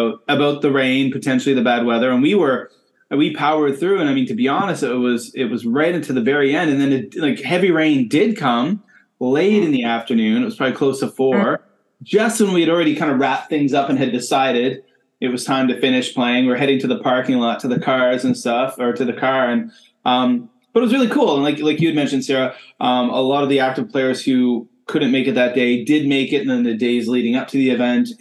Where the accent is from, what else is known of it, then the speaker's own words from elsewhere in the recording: Canada; moved away; also born or lived in South Korea; I am a Canadian